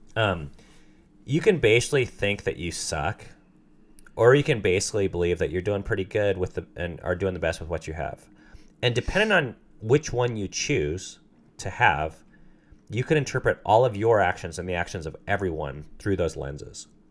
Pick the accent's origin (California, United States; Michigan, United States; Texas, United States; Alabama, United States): California, United States; Southern; I grew up in Southern California